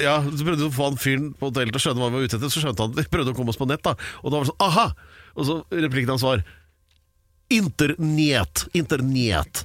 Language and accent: Norwegian; Oslo, Norway; jeg er født på Aker sjukehus